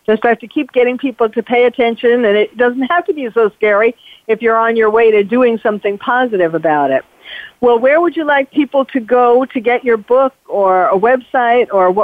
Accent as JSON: {"language": "English", "town": "New York City", "region": "New York", "country": "United States", "tie": "born or raised there", "moved": "as an adult", "lives_now": "California, United States", "said": "Being born and bred in New York City, when 9/11 happened, it changed my life, even though I was living in California already by then."}